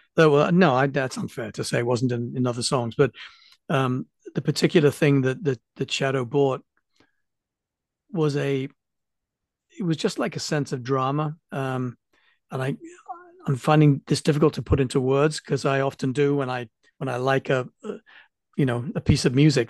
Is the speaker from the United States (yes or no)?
no; England, United Kingdom; being English